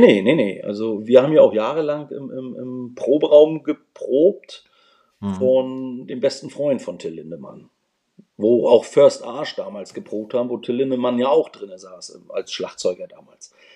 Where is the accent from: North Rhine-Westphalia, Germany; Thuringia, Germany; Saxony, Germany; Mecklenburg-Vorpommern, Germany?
Mecklenburg-Vorpommern, Germany; Schwerin; moved away as an adult; also born or lived in Leipzig; Ich bin, ich bin 1974 äh, in der schönen Stadt Schwerin geboren